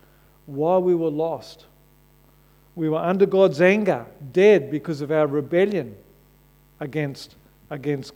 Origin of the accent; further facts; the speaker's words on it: Australia; When I wave an Aussie flag, it says I identify myself as an Australian, that I'm proud to be connected with my country